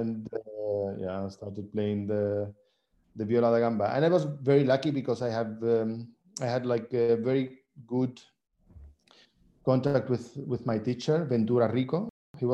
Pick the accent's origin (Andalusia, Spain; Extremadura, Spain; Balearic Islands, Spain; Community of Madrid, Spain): Andalusia, Spain; Seville; born there; English is a second language; also born or lived in Syria; So I was born here in Spain, in Seville. Mm-hmm. And after I spent like 10 years in Syria. I lived there for 10 years with my grandmother.